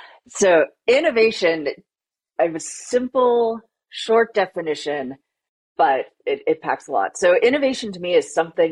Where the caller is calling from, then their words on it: Boston, Massachusetts, United States; I am joining from Boston, Massachusetts.